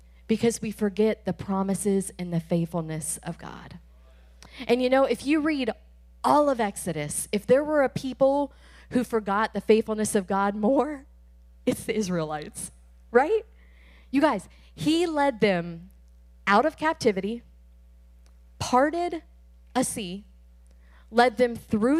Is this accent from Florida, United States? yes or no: yes; Tampa, Florida, United States; We are from Tampa Bay